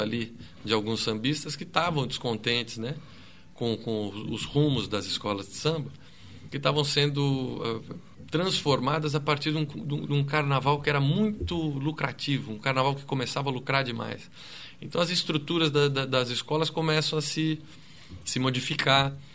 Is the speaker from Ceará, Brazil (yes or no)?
no; São Caetano do Sul, São Paulo, Brazil; eu sou lá do, do ABC, eu sou de São Caetano